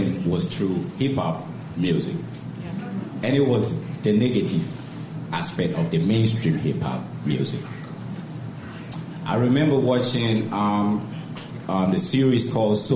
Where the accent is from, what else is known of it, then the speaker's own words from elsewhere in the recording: Ghana; moved away as an adult; now in United States; Growing up in Ghana, you know, I've had my education all throughout, all my education in Ghana